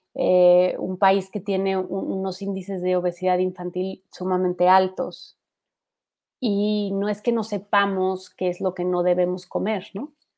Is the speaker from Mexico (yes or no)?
yes; Mexico; somos más mexicanos totaleros